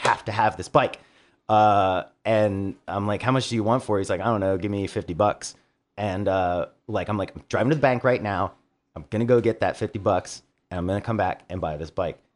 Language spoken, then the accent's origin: English; Baltimore, Maryland, United States; we're from Baltimore